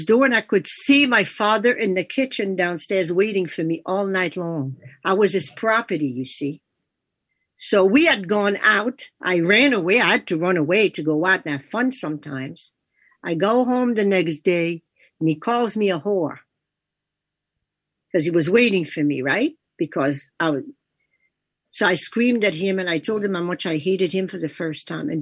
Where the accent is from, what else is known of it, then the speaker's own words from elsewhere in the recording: Canada; first language French; English is a second language; moved away as an adult; also born or lived in New York; my life in Canada, my life with my siblings and everything ended when I was 18